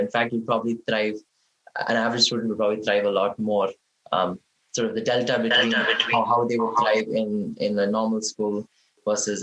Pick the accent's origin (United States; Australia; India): India; moved away; growing up in India